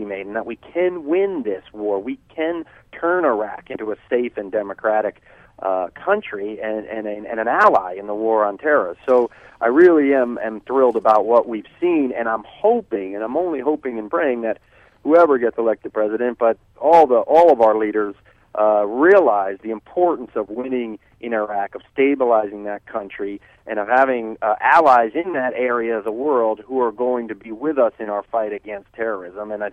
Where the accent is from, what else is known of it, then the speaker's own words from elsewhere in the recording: New Jersey, United States; I was raised a Catholic in New Jersey